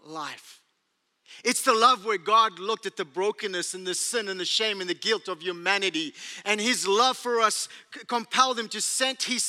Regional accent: South Africa; accent: South African; moved away as an adult; now in United States; Where's my accent from? Australia? Nope. South Africa? Bingo.

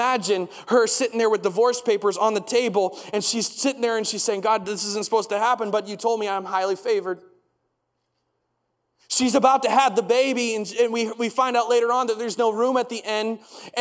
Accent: United States; moved away; I grew up in the States, and one of the things we did every single day is we recited the Pledge of Allegiance.

